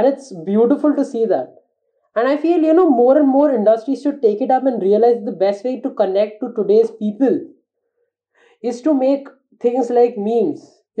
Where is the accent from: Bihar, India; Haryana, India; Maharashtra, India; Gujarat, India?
Maharashtra, India; Mumbai; I mean, I come from Bombay. I have seen it.